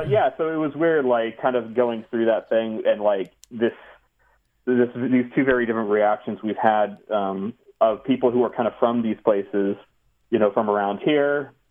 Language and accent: English; New Jersey, United States; also born or lived in Texas / Ohio / California; Like Texas, I was born in Texas and moved to like Ohio, like suburb of Cleveland, and then lived a little bit in Central California. But then mostly grew up in my teen years in North Jersey.